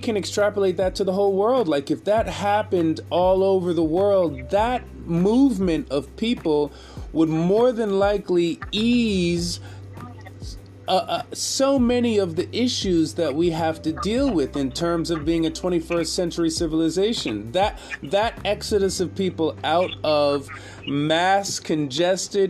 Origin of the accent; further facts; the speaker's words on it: New York, United States; moved away as an adult; I am a New Yorker, born and raised